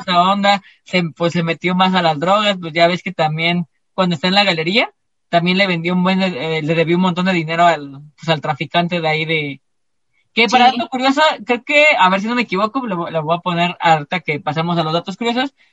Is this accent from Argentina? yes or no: no; Mexico; todos nosotros somos como bien estigmatizados, como los mexicanos